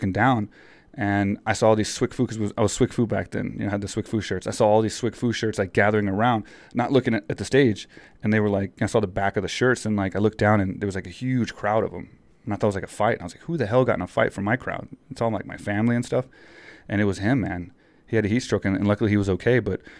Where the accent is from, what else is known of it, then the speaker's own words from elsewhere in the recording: Texas, United States; Well, we're from Texas